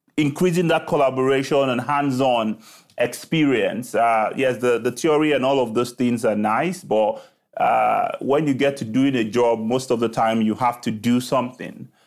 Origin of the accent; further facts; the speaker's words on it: Lagos, Nigeria; moved away as an adult; I was born in Lagos, Nigeria, right, uh, where I started